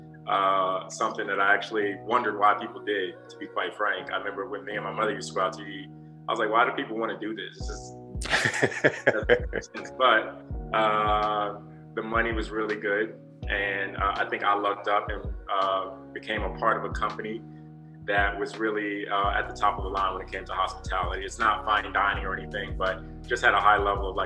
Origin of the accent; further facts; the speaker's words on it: Atlanta, Georgia, United States; I'm from Atlanta originally